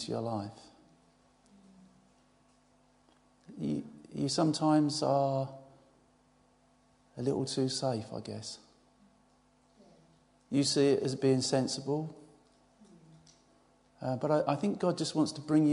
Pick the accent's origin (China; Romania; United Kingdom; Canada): United Kingdom; Essex, East of England; I'm from Essex